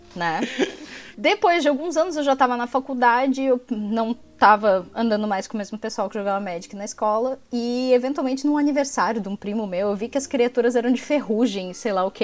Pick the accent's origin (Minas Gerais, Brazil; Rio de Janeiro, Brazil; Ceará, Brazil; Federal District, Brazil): Federal District, Brazil; Brasília; now in Florianópolis, Brazil; apesar de ser natural de Brasília, eu vivo em Florianópolis há uma parte da minha vida